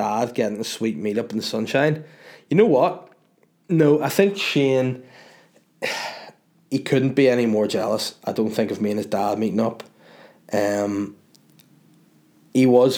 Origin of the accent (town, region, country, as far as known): Northern Ireland, United Kingdom; accent: Northern Irish